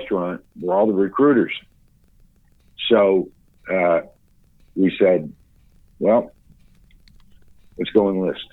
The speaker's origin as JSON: {"language": "English", "town": "Falls Church", "region": "Virginia", "country": "United States", "tie": "born or raised there", "also_born_or_lived": "Washington, D.C.", "said": "I grew up initially in Washington, D.C., which is where I was born. Then when I was, maybe 5 or 6, we moved out to suburban Virginia, to what was then a little tiny village, I guess you'd say, called Falls Church"}